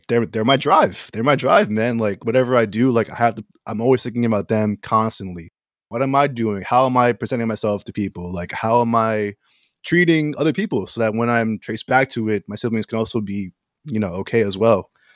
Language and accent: English; Philippines; I'm Filipino.